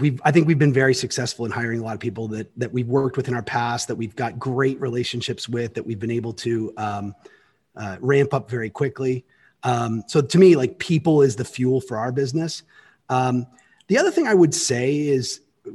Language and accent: English; Canada; now in United States; As a Canadian, and I became an American citizen a while ago, so I now get to vote here